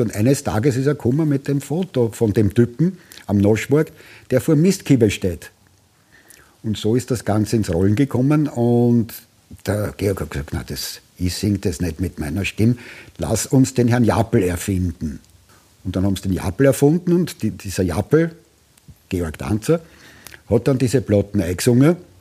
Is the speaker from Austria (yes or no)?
yes; Austria; also born or lived in Tuscany, Italy; ich als Österreicher